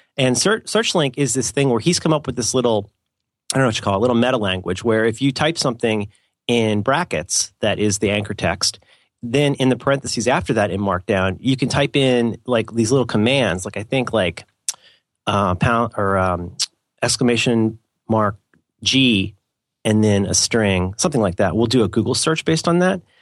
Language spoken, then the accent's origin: English; England, United Kingdom; I'm an English guy